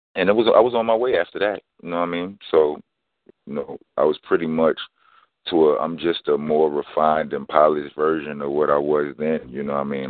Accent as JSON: {"language": "English", "town": "New York City", "region": "New York", "country": "United States", "tie": "born or raised there", "said": "from Brownsville, Brooklyn. I mean, I was born in East New York, Brooklyn, but um, when I was two months old, my house was destroyed in a fire. Landed me in Brownsville by the time I was four months old"}